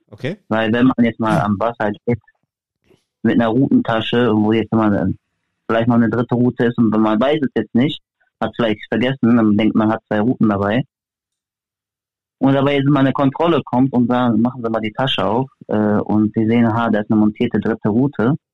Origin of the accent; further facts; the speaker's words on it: Germany; weil bei uns in Deutschland zum Beispiel sind die Barsche ganzjährig offen